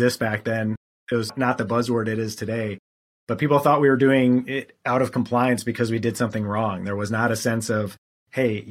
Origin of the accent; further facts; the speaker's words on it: Wisconsin, United States; moved away as an adult; also born or lived in Charleston, South Carolina; I'm originally from Wisconsin